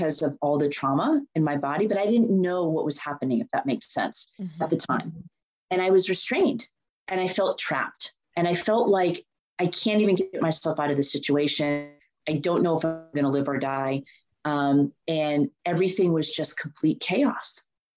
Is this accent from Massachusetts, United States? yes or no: yes; Boston, Massachusetts, United States; And I'm born and raised in Boston. I know Boston like the back of my hand. I actually grew up in the suburbs